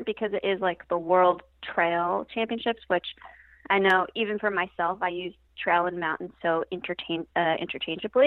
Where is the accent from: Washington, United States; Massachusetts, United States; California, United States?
California, United States; Downey; moved away as an adult; now in Santa Barbara, United States; So I grew up in LA in the city of Downey, just south and inland